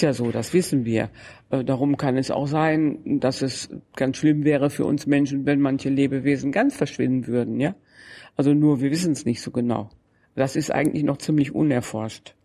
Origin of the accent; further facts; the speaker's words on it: Germany; ich komme ja aus dem Grenzbereich zwischen Deutschland und den Niederlanden.